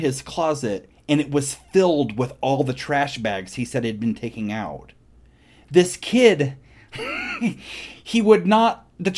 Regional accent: Midwest, United States; growing up in the Midwest with a bunch of dumb kids

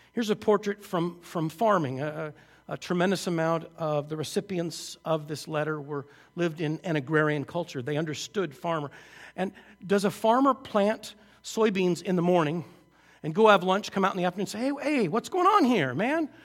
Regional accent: just outside Seattle, Washington, United States; I grew up just outside Seattle

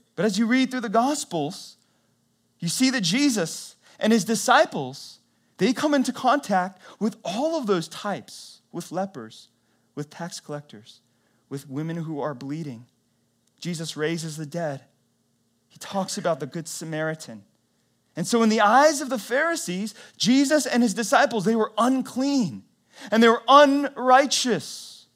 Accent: North Carolina, United States; I was born in North Carolina, lived my whole life in the South

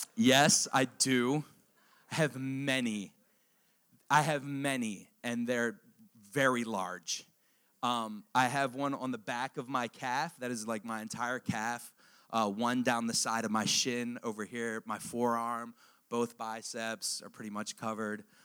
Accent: Harford County, Maryland, United States; also born or lived in Perry Hall, Baltimore County, Maryland; I'm from Maryland. I'm from Maryland. I'm from right here, around the, the uh, Harford County originally. I lived in Baltimore County, Perry Hall

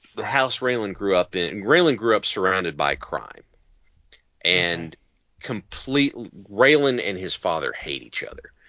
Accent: Appalachia, United States; I grew up in Appalachia

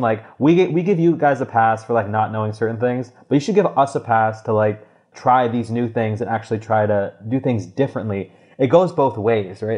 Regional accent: Toronto, Ontario, Canada; moved away; I'm from Toronto originally

